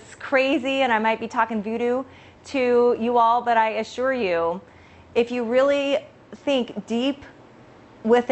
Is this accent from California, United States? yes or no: yes; California, United States; I am from California.